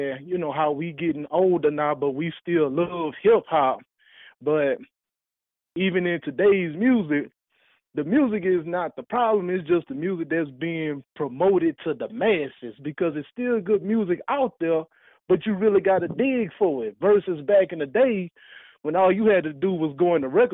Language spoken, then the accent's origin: English; Alexandria, United States; I'm from Alexandria